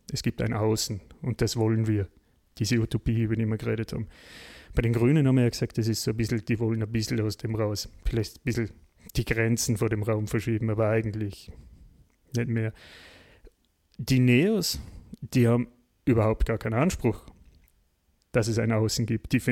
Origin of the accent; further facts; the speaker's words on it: Austria; die man uns ja uns erst als Österreicher, wir waren ja da relativ spät, oder?